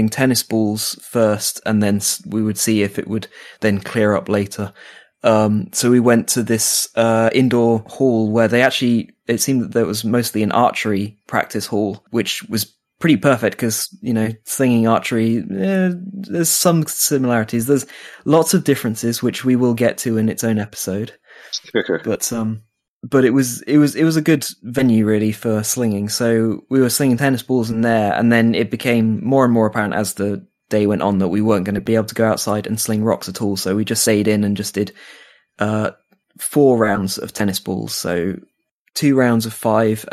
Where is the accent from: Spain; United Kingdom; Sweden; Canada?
United Kingdom; now in Finland; I'm British